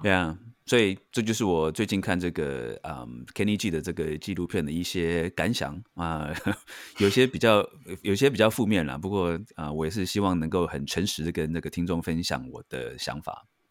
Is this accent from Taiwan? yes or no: yes; Taiwan; 尤其在台湾，就是我觉得我们台湾人长大的